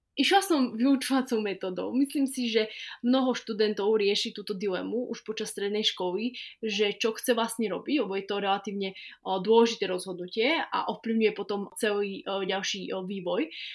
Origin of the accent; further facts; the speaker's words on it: Slovakia; ja som to celé odštudovala z malej dediny, odkiaľ ja pochádzam, takže zo Slovenska